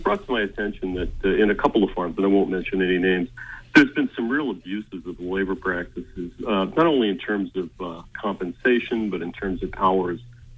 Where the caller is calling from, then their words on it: South Thomaston, Maine, United States; I'm calling you from South Thomaston.